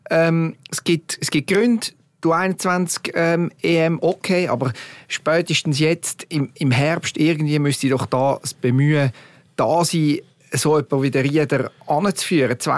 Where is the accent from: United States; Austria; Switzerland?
Switzerland; wir sind uns doch gewöhnt als Schweizer Nazi über Jahre